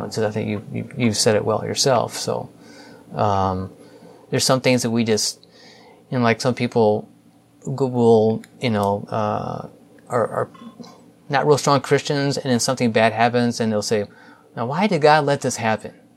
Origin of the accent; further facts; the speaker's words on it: St. Louis, Missouri, United States; I grew up in St. Louis, spent most of my life here, um, specifically North County